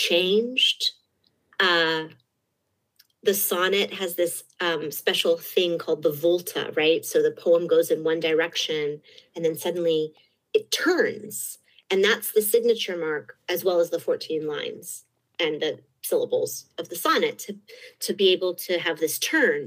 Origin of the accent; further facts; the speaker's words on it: Berkeley, California, United States; I grew up in Berkeley